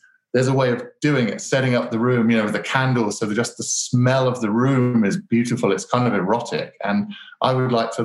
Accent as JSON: {"language": "English", "town": "Colchester", "region": "East of England", "country": "United Kingdom", "tie": "born or raised there", "accent": "British", "said": "you might notice my British accent, and I was lucky enough to grow up in Colchester, which is England's very oldest town"}